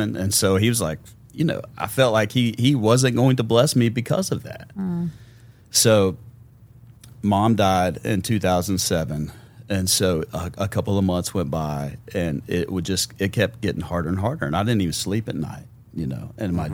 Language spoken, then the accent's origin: English; Memphis, Tennessee, United States; born and raised in Memphis, Tennessee